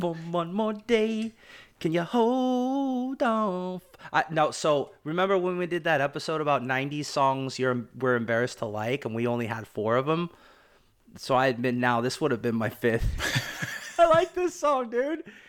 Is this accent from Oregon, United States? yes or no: yes; Portland, Oregon, United States